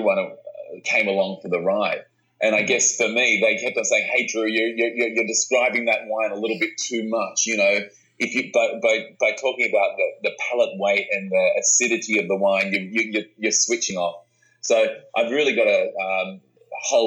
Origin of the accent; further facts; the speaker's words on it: Australia; we are Australian wine writers